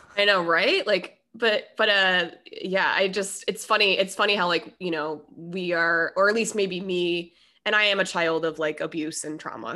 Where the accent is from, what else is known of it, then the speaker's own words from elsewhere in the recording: Denver, Colorado, United States; I'm from Denver